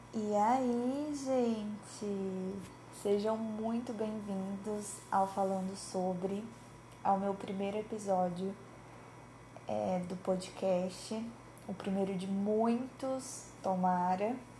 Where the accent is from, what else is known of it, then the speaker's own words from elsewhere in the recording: Cianorte, Paraná, Brazil; now in Maringá, Brazil; Eu sou de Cianorte, no interior do Paraná, é minha cidade natal, porém, desde 2018 eu me mudei para Maringá, que também é no Paraná